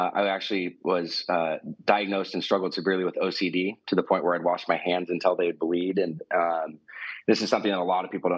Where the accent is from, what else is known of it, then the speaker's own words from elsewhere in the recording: Newport Beach, California, United States; Was born and raised in Newport Beach, California